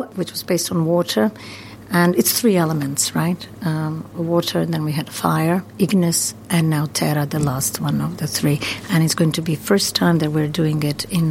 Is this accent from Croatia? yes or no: yes; Croatia; moved away as an adult; also born or lived in New York, United States; now in London, United Kingdom; I was born in Croatia and I moved to America when I was 22.